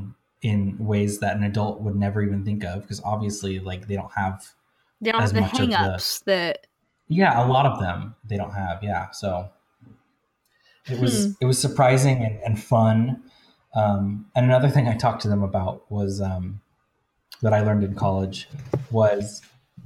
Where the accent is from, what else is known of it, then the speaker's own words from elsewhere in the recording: United States; I went into an elementary school in my hometown